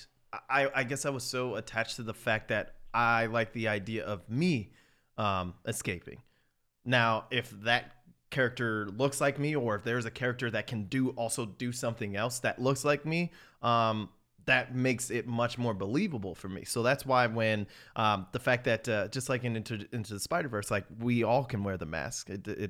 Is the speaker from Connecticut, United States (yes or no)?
yes; Greenwich, Connecticut, United States; when I was growing up in Greenwich and I would go down to New York and stuff like